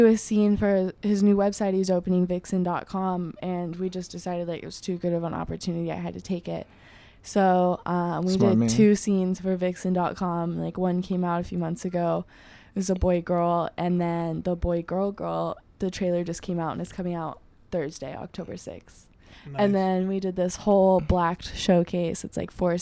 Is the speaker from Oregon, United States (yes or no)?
yes; Oregon, United States; I'm from Oregon